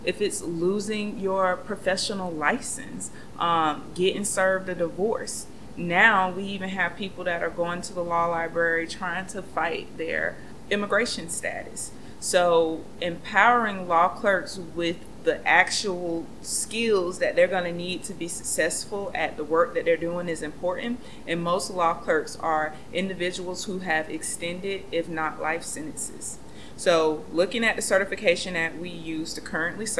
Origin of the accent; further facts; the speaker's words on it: Gainesville, Florida, United States; I'm from Gainesville, Florida